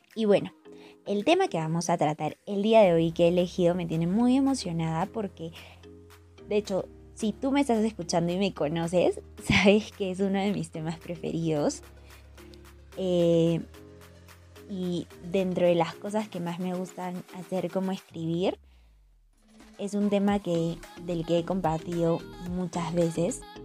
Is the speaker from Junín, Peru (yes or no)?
yes; Huancayo, Junín, Peru; moved away; estoy pasando la cuarentena con mi familia en mi ciudad natal, que es Huancayo. Eh, y bueno, estoy durmiendo en el cuarto en el que he crecido